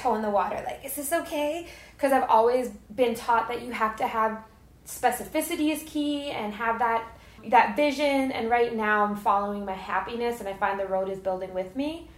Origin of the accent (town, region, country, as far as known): New York, United States; born or raised there; moved away